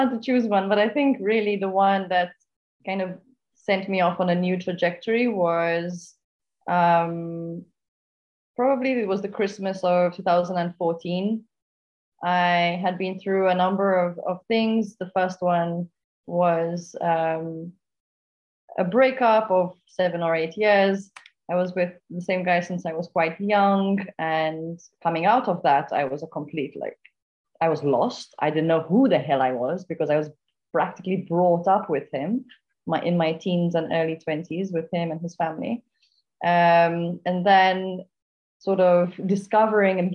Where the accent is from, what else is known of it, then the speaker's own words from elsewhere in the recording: Malta; I'm from Malta, currently in Gozo, an island just north, actually, of Malta.